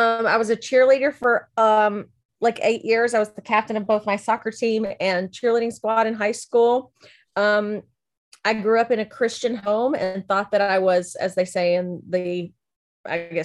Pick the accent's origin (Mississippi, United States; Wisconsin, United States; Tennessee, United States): Tennessee, United States; Lebanon; also born or lived in Memphis, Tennessee; I am from Lebanon, Tennessee, was born in Memphis, Tennessee, moved to Lebanon when I was like 4 months old, lived there up through high school